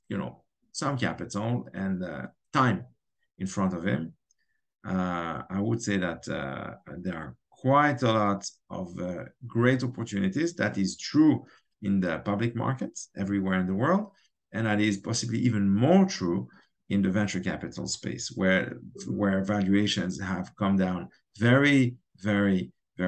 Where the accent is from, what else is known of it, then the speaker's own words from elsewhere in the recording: Geneva, Switzerland; now in Israel; I grew up in Switzerland, in Geneva, and my best friend, we actually grew up together